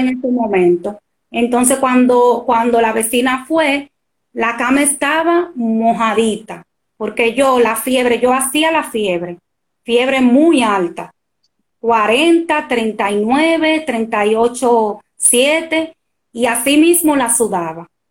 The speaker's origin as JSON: {"language": "Spanish", "country": "Dominican Republic", "said": "soy dominicana"}